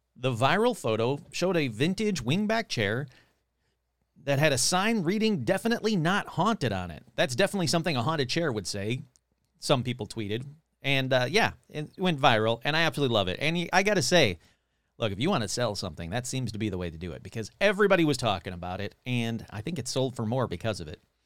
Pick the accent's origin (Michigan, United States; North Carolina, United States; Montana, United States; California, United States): Michigan, United States; my home state of Michigan